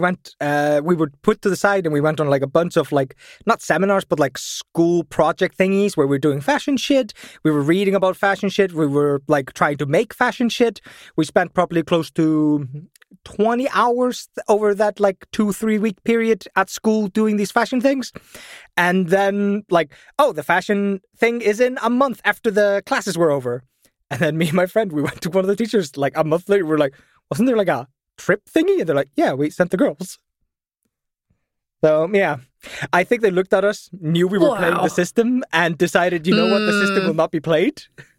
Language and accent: English; Vestmannaeyjar, Southern Region, Iceland; So I come from Vestmannaeyjar, and when I was growing up, my town was still quite poor.